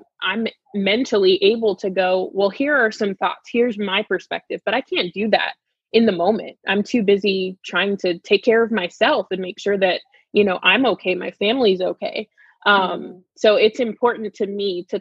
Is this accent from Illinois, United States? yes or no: no; South Florida, United States; growing up in South Florida